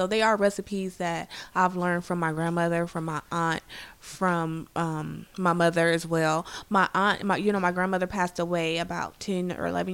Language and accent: English; San Francisco, California, United States; I was born here in San Francisco from the Western Addition